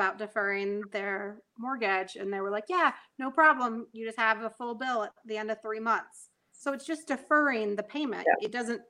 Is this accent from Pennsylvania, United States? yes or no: no; Florida, United States; moved away as an adult; I'm from Florida. I don't do the cold